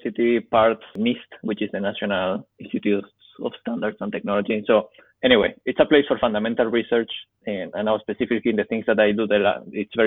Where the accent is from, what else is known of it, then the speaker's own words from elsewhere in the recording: San Sebastián, Basque Country, Spain; moved away as an adult; now in Boulder, United States; I am originally from Spain, from San Sebastian.